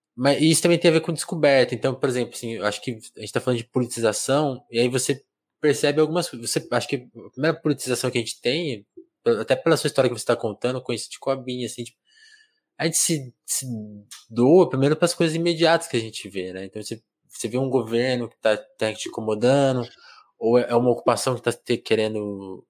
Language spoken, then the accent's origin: Portuguese; Brazil